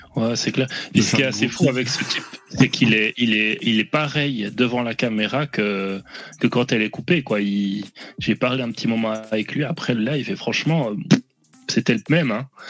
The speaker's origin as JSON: {"language": "French", "country": "Réunion", "said": "Je suis un réunionnais"}